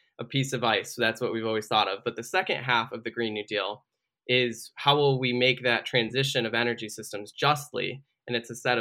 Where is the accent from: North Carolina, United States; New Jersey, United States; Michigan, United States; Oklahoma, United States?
Michigan, United States; a water crisis in my home state, where the state government poisoned an entire city predominantly of African Americans